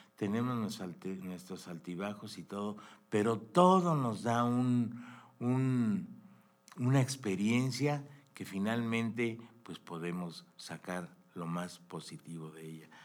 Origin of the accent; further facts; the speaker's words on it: Mexico; nosotros, como mexicanos también, somos un país increíble